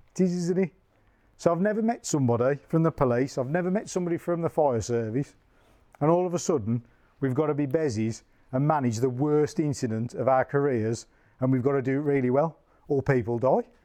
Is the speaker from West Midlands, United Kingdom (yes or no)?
yes; Tipton, West Midlands, United Kingdom; I am from Tipton.